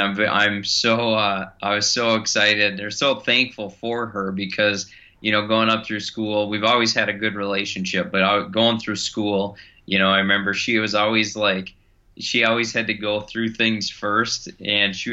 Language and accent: English; Longville, Minnesota, United States; also born or lived in central Wisconsin / Victorville, California; I am from Minnesota. I grew up in Longville, Minnesota, which is where I still live today